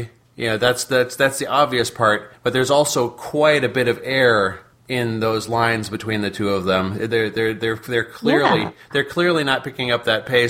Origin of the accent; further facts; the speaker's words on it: United States; I'm a dumb American, but I'm an American anyway.